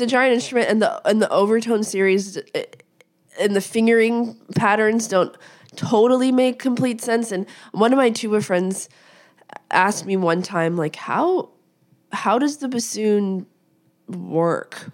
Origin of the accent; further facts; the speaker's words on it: Las Vegas, Nevada, United States; moved away; I grew up in Las Vegas